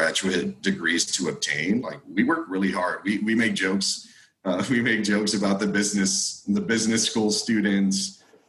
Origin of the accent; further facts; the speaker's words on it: South Texas, United States; grew up in South Texas from a family who speaks both Spanish and English